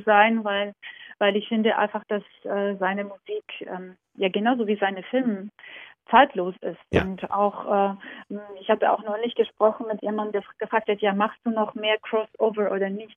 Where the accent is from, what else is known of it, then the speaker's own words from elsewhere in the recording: Georgia; moved away; meine Kindheit in Georgien